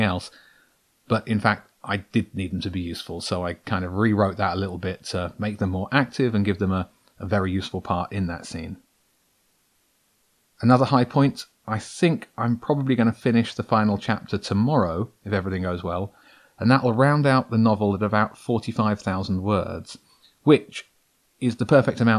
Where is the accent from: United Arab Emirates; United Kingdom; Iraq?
United Kingdom; Brighton, South East England; I'm a guy from Brighton who likes writing